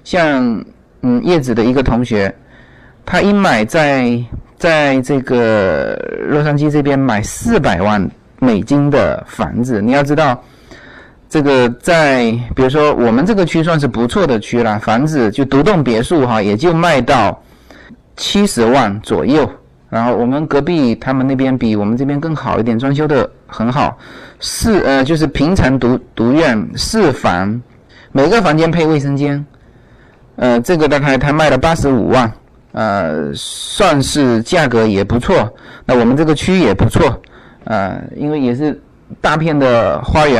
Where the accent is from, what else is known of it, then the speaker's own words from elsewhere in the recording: China; moved away; 比如说我从中国过来，这个这边卖的不太好的又比较贵的，